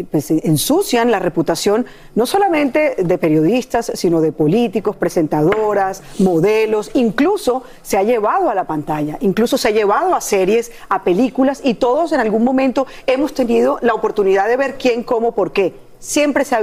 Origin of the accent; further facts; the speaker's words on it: Colombia; moved away; yo, yo vengo de Colombia, como ustedes lo saben